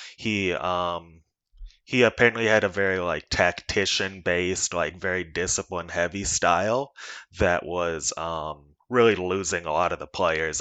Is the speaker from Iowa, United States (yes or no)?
yes; Iowa, United States; I'm from Iowa. I live and, um, work here.